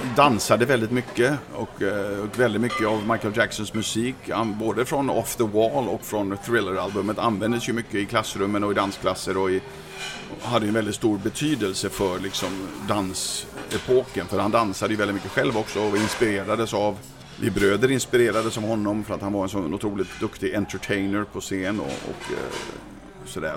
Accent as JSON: {"language": "Swedish", "country": "Sweden", "said": "som svensk ung kille, 18 år gammal"}